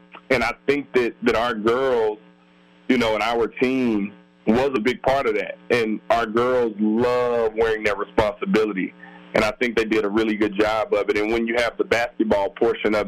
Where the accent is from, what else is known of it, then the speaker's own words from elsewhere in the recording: Alabama, United States; moved away; come back to my home state and finish up my schooling